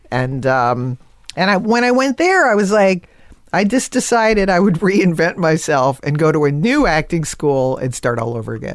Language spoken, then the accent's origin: English; Connecticut, United States; growing up in Connecticut